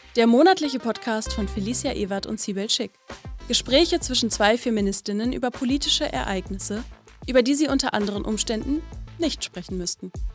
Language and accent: German; Turkey; moved away as an adult; now in Germany; ich bin ja in der Türkei aufgewachsen und war 23 Jahre alt, als ich nach Deutschland gezogen bin